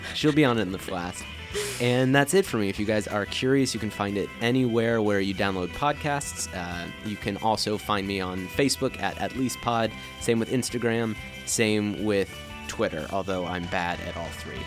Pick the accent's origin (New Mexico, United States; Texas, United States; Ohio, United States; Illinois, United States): Ohio, United States; Cincinnati; moved away; I grew up in Cincinnati, Ohio, and there's like a lot of space there because nobody wants to be there